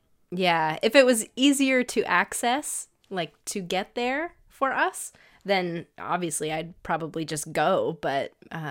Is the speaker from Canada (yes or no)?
yes; Canada; But we're Canadian, cool.